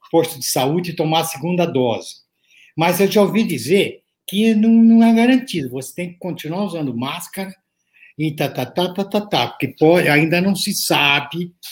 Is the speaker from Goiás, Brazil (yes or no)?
no; Santos, São Paulo, Brazil; now in São Paulo, Brazil; nasci em Santos, né? depois mudei para São Paulo para fazer faculdade, não, não saí mais.